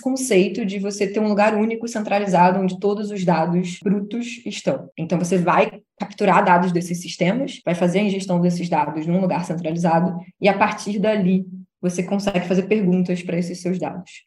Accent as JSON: {"language": "Portuguese", "region": "Rio de Janeiro", "country": "Brazil", "said": "Eu sou do Rio"}